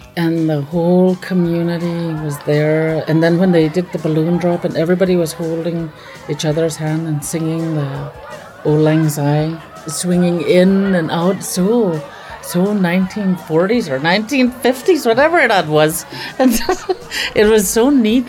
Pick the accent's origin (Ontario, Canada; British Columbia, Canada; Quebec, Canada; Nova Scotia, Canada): British Columbia, Canada; Fort St. James; also born or lived in Takla; I grew up off reserve um, in a small community called Fort St. James.